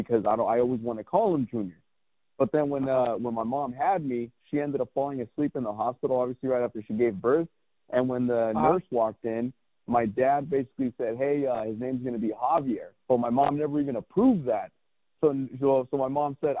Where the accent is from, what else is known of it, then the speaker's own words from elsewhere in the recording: Santa Ana, California, United States; also born or lived in Tustin, California / Orange County, California; I grew up right there on Fruit Street, right there in the mean streets of Santa Ana